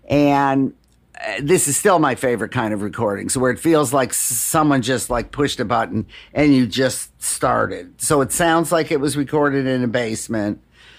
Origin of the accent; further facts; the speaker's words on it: Detroit, Michigan, United States; Music in Detroit saved me. My mom passed away when I was pretty young.